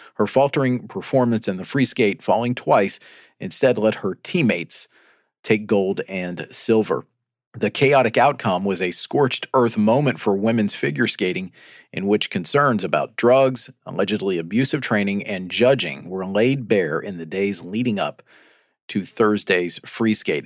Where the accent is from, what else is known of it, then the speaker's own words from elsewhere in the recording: Chattanooga, Tennessee, United States; moved away; my hometown of Chattanooga, Tennessee